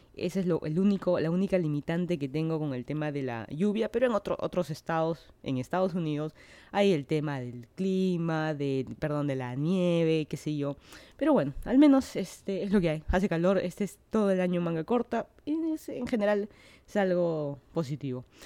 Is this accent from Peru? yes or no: yes; Lima, Peru; moved away as an adult; now in Miami, United States; Yo soy de Lima, Perú